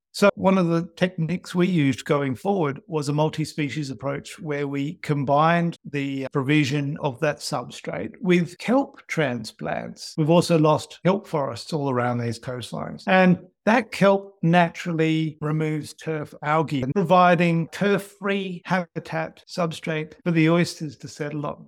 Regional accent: Australia; Growing up in Australia

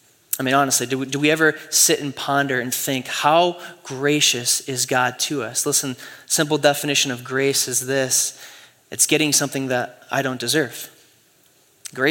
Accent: Michigan, United States; Man, I grew up in West Michigan. And so everyone in West Michigan is a Christian, right?

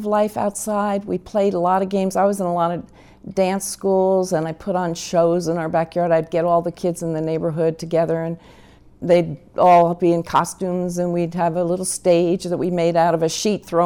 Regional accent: Chatham, New Jersey, United States; moved away as an adult; now in Southern California, United States; I grew up in Chatham, New Jersey

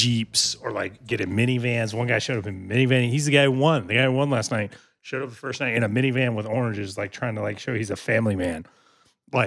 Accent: Virginia Beach, Virginia, United States; also born or lived in Rhode Island; growing up in Virginia Beach

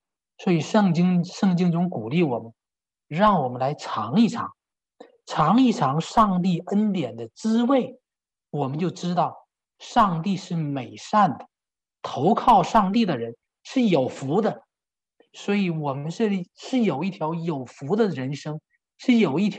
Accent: China; moved away as an adult; 我也是在国内出生，国内受教育，国内长大。这虽然我在我二十五岁离开中国

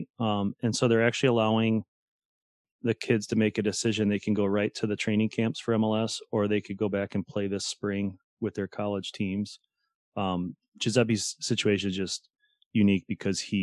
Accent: St. Louis, Missouri, United States; moved away; I'm from St. Louis

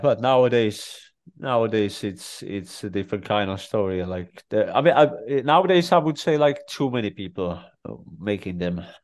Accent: Czechia; English is a second language; moved away; I grew up in Czech Republic

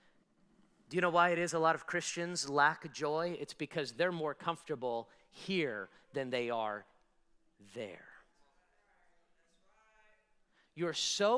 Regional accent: United States; American citizens like I am, I was born and raised here

